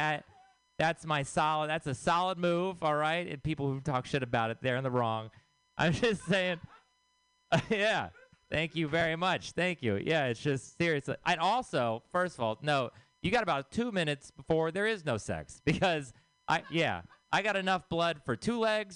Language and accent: English; Texas, United States; moved away; I am from Texas